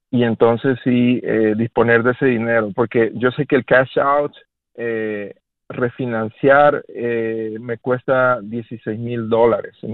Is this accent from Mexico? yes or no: yes; Mexico; moved away as an adult; now in Charlotte, United States; soy, soy mexicano también. Eh, yo llegué, vine a los Estados Unidos en el 99 y, bueno, la mitad de mi vida tengo aquí.